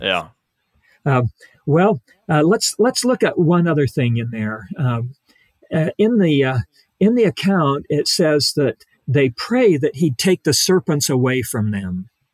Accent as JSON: {"language": "English", "town": "Ridgecrest", "region": "California", "country": "United States", "tie": "born or raised there", "moved": "yes", "said": "Where I was raised out there in Ridge, Ridgecrest"}